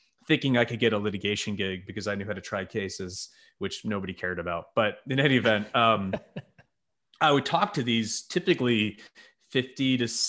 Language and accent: English; New York, United States; Yeah, so I'm a New Yorker who married a Nashville girl. We met in college and we did the Northeast thing for a little bit.